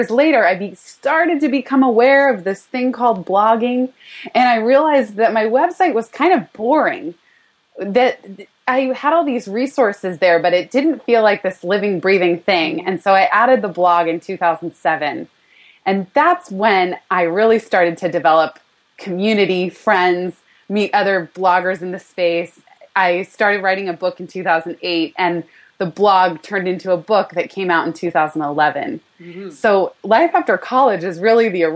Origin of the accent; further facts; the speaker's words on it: California, United States; moved away as an adult; now in New York City, United States; born and raised in California